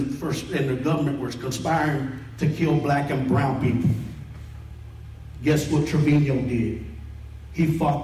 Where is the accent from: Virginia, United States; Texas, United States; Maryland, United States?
Texas, United States; McKinney; I was born and raised in McKinney on the east side